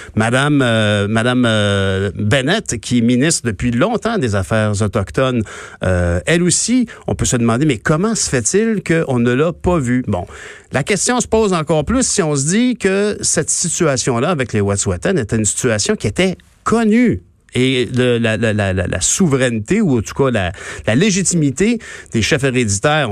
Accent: Quebec, Canada; also born or lived in Saint-Constant; En tant que Québécois

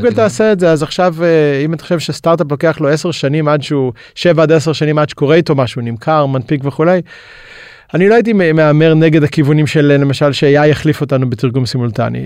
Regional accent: Israel; למדנו גם כישראלים, גם למכור וגם לשווק בינלאומית

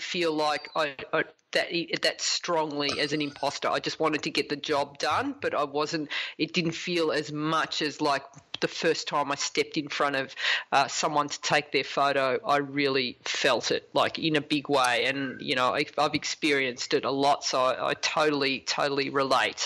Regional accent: Australia; as an Australian

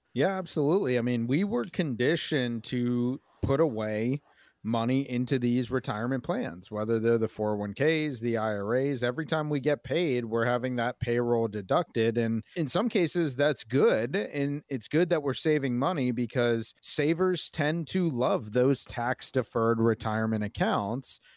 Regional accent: Maryland, United States; I'm from Maryland. I love this place. It's home to me

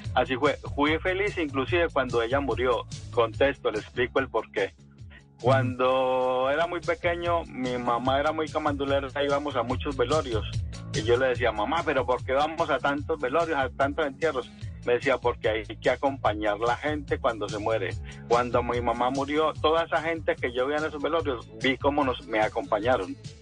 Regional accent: Cartago, Valle del Cauca, Colombia; moved away as an adult; now in Paris, France; De Cartago, en el Valle del Cauca

